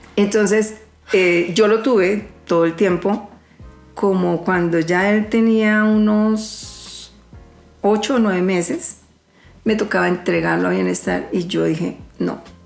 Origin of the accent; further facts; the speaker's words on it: Colombia; yo soy una ciudadana colombiana